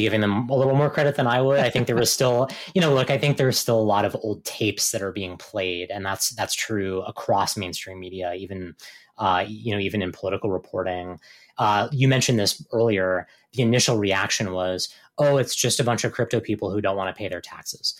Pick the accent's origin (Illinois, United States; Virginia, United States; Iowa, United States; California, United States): Virginia, United States; Virginia, my home state